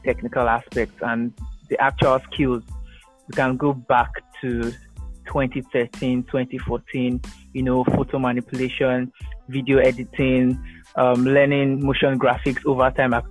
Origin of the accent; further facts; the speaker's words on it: Delta, Nigeria; I'm from Delta State, Nigeria